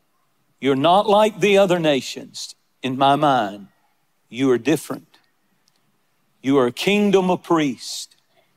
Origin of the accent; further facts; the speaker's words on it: United States; I'm a proud American, not ashamed to say I'm an American.